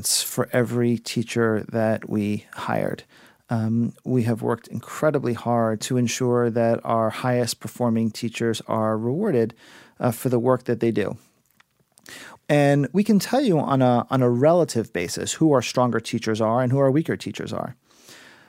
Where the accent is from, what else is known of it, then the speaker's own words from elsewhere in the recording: South Florida, United States; moved away; also born or lived in New York City; I am originally from South Florida, and I was visiting my family in Miami